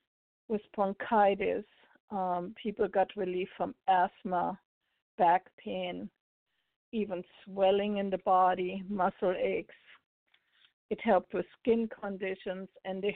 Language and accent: English; Germany; now in United States; I'm originally from Germany.